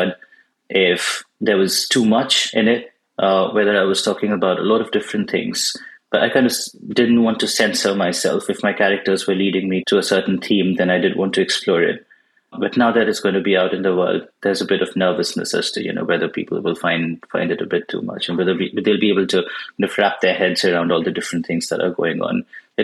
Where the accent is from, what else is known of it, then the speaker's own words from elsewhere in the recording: Bangalore, Karnataka, India; first language Bengali; English is a second language; I grew up in India and I was born in Bangalore, which is in southern India